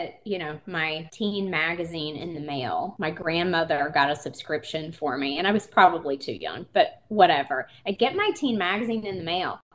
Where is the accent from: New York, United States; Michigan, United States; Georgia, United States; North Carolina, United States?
North Carolina, United States; Eastern; now in Asheville, United States; I am from Eastern North Carolina.